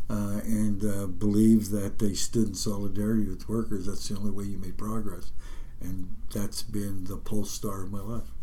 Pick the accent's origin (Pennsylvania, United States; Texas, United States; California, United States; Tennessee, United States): Pennsylvania, United States; Nemacolin; I learned around the kitchen table mostly because uh, everybody in my family was a miner. I'm third generation.